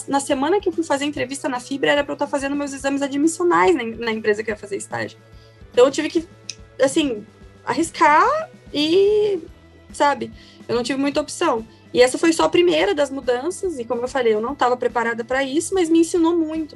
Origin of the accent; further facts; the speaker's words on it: Curitiba, Paraná, Brazil; E eu sou natural de Curitiba, né? Então cursei a faculdade toda aqui em Curitiba